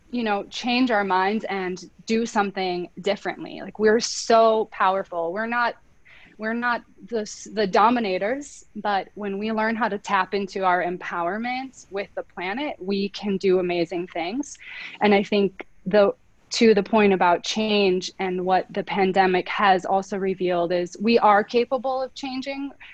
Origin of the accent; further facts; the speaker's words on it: North Dakota, United States; I grew up in North Dakota mm-hmm. in a small town